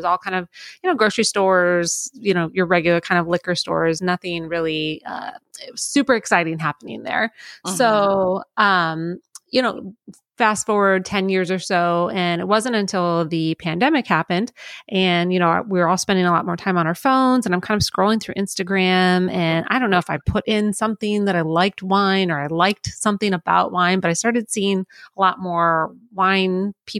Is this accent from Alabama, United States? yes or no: no; Florida, United States; also born or lived in Michigan / Missouri; now in Minnesota, United States; I was born in Michigan, and then we ended up moving to Florida when I was little, and so I grew up there.